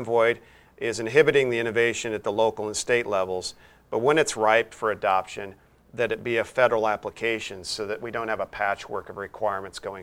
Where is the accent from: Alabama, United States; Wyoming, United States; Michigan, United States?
Wyoming, United States; my home state of Wyoming